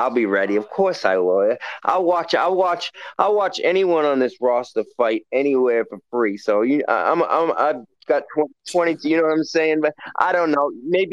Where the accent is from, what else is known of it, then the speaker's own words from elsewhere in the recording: Waltham, Massachusetts, United States; I'm from Waltham